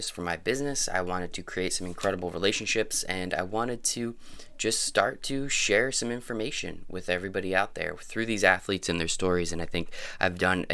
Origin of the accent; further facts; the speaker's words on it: United States; I'm from the United States